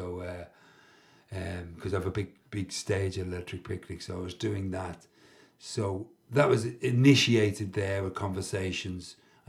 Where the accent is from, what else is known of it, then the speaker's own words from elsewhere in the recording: London, United Kingdom; also born or lived in Ringsend, Dublin, Ireland; now in Ireland; I grew up in London, so this was our holiday place